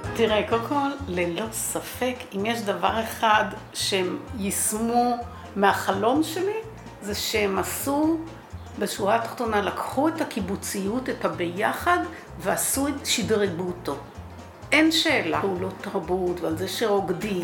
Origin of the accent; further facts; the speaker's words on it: Kibbutz HaOgen, Central District, Israel; אני ילידת קיבוץ העוגן, אני בת 65